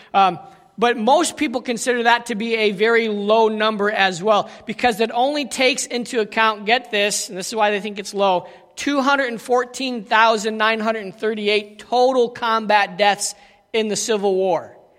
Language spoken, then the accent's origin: English; United States; moved away; also born or lived in South Africa